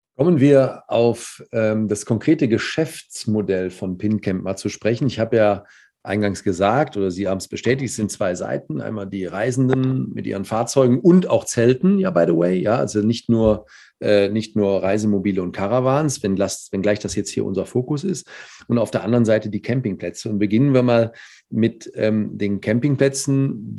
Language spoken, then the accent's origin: German; Cologne, North Rhine-Westphalia, Germany; Als Kölner